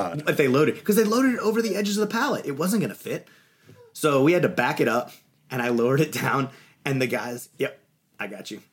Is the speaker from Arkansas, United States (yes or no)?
no; Louisiana, Texas, United States; I grew up in Texas, Louisiana